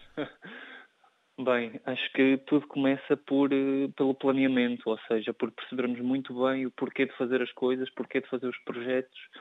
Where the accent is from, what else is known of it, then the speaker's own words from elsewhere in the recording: Portugal; enquanto europeu e enquanto português